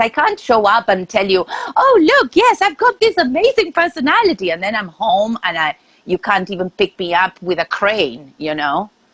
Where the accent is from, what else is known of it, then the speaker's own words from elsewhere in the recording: Argentina; moved away as an adult; now in New York, United States; I am originally from Argentina and I moved to New York uh, 11 years ago.